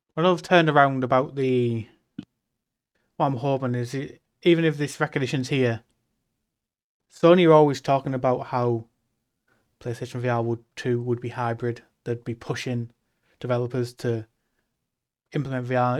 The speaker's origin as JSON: {"language": "English", "region": "the north of England", "country": "United Kingdom", "said": "being English"}